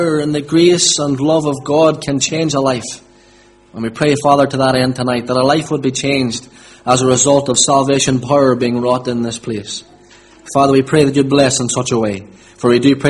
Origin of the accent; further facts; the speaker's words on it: Limavady, Northern Ireland, United Kingdom; I'm from Limavady, born and bred.